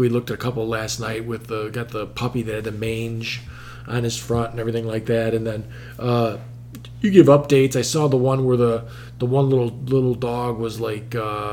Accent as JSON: {"language": "English", "town": "Chicago", "region": "Illinois", "country": "United States", "said": "We're from Chicago"}